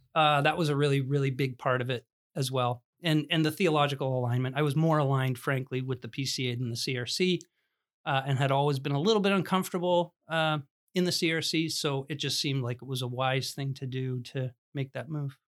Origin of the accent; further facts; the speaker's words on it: Smithville, Ontario, Canada; I grew up in the Christian Reformed Church in, uh, Smithville, Ontario